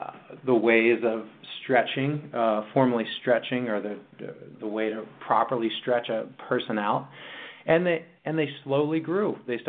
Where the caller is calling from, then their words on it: California, United States; Well, I am in sunny Southern California this morning.